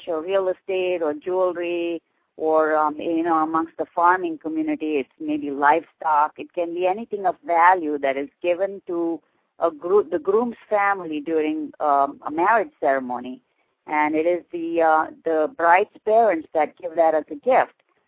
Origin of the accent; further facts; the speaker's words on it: Belgaum, Karnataka, India; moved away as an adult; now in New Jersey, United States; I was born and raised in India, and I immigrated to the U.S. as a young bride in an arranged marriage in 1974. And my husband and I have been living in New Jersey since then.